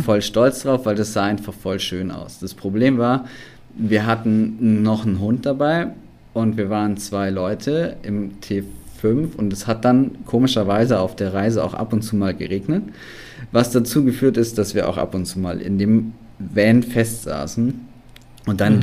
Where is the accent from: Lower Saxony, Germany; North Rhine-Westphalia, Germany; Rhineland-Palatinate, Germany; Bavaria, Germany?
Bavaria, Germany; Allgäu; komme aus dem wunderschönen Allgäu